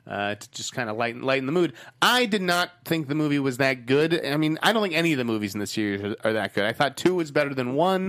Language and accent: English; Boston, Massachusetts, United States; accent: Boston; my Boston accent